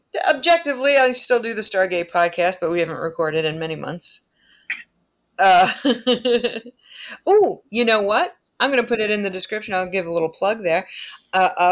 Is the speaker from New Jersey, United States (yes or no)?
no; New York, United States; accent: New York; My New York accent